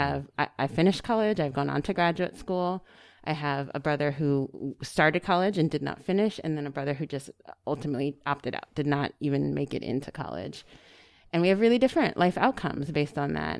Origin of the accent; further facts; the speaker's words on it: Silver Spring, Maryland, United States; I'm local. Uh, I grew up here in Silver Spring, Maryland